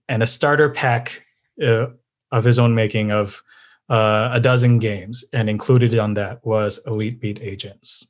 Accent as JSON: {"language": "English", "town": "San Diego", "region": "California", "country": "United States", "tie": "born or raised there", "also_born_or_lived": "Midwest", "said": "I grew up in San Diego"}